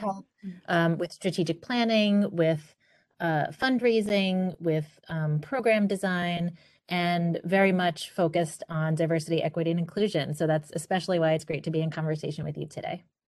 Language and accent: English; New York City, New York, United States; I grew up in Queens, New York.